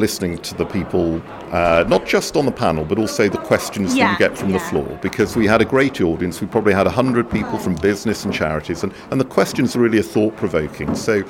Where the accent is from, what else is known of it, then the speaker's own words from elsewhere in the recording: Wellington, West Midlands, United Kingdom; now in Shrewsbury, United Kingdom; I may have a strangely non-Shropshire surname, but I grew up here in Wellington and surrounding areas.